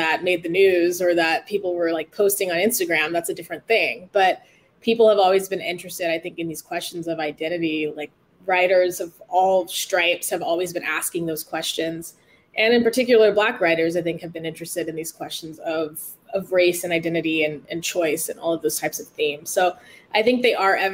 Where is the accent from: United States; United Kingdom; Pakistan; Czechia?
United States; Oceanside, California; I grew up in Oceanside